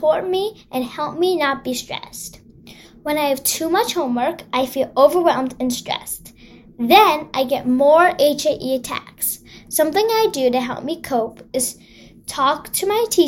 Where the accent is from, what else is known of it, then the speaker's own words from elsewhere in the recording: Los Angeles, California, United States; I'm from Los Angeles, and I'm 10 years old.